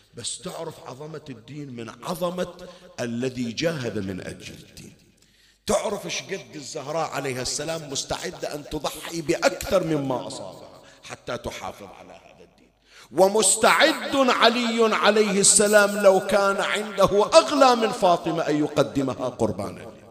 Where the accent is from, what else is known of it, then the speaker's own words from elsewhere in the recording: Bahrain; كان عندنا بالبحرين